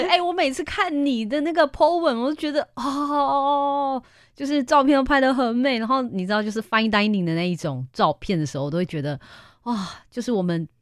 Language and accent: Chinese; Klang, Selangor, Malaysia; now in Taiwan; 我们巴生人啊，真的超坚持的